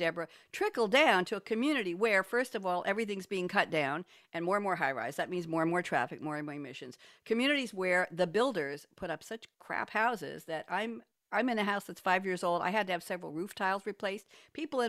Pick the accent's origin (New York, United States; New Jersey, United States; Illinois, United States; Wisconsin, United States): New York, United States; moved away as an adult; now in Durham, United States; I'm a New Yorker, born and bred